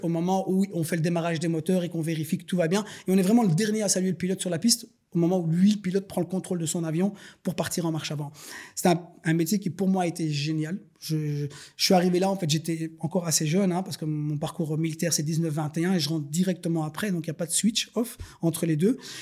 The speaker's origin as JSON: {"language": "French", "town": "Schaerbeek", "region": "Brussels-Capital Region", "country": "Belgium", "tie": "born or raised there", "said": "je suis né à Bruxelles. Euh, je suis scarbécois de naissance. J'ai grandi dans les écoles populaires"}